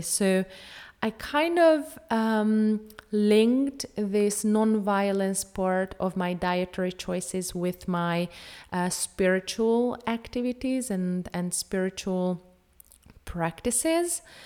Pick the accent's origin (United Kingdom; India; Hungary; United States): Hungary; I am from Hungary. I have grown up on a traditional Hungarian diet